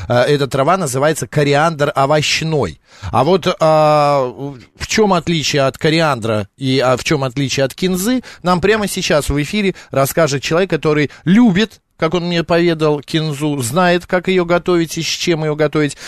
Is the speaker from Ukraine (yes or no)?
no; Batumi, Adjara, Georgia; also born or lived in Tbilisi, Georgia; в году эдак 86-87 э, э, мы с родителями жили в городе Батуми. Мы как раз переехали из Тбилиси в Батуми